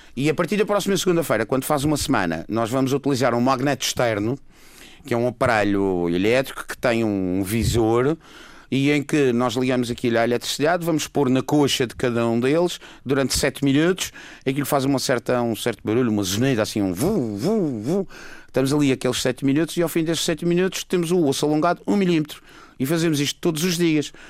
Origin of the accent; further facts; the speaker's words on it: Madeira, Portugal; sou da Madeira